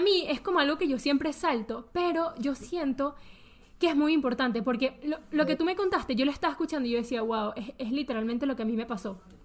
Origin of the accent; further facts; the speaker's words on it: Venezuela; moved away; yo viví toda mi infancia en Venezuela